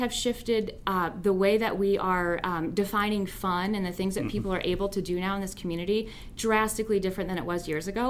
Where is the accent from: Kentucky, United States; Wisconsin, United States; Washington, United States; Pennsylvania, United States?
Kentucky, United States; Lexington; moved away as an adult; also born or lived in Chicago, Illinois; now in Fort Wayne, United States; I'm from Lexington, Kentucky originally